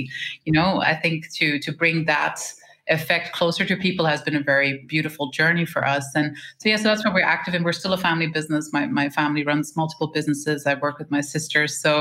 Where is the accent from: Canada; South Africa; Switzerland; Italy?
Switzerland; We were born and raised in Switzerland.